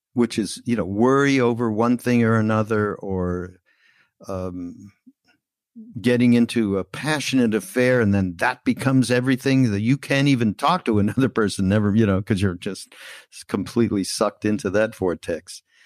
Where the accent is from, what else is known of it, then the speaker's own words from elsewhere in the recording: Canada; we're Canadian brothers.